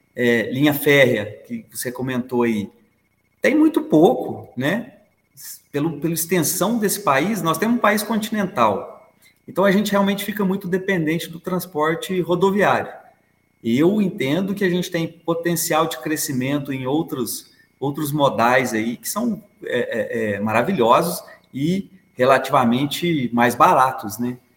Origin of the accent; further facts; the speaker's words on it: Três Pontas, Minas Gerais, Brazil; now in Belo Horizonte, Brazil; sou de Três Pontas, sul de Minas, moro aqui em BH tem 27 anos